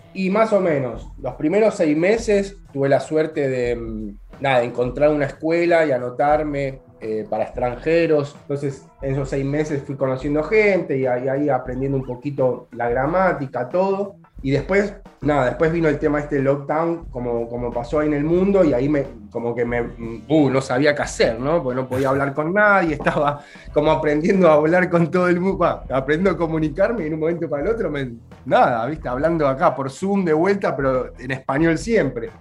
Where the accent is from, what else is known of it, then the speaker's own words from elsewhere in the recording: Argentina; moved away as an adult; also born or lived in Buenos Aires; now in Naples, Italy; Acá, como todo el argentino o parte del italiano del sur, hablamos con las manos